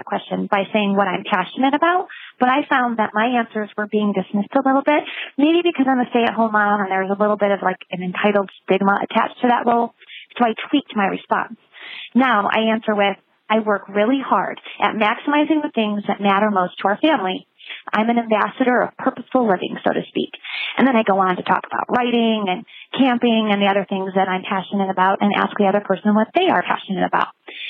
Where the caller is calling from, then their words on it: Denver, Colorado, United States; from Denver